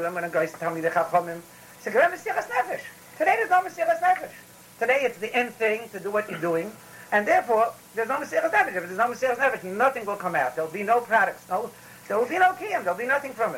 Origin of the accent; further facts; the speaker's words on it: New York City, New York, United States; I grew up in the Bronx with all the Irish